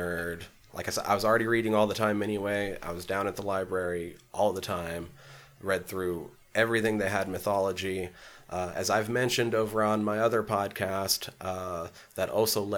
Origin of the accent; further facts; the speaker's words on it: Superior, Montana, United States; now in Missoula, United States; So I'm from Superior originally.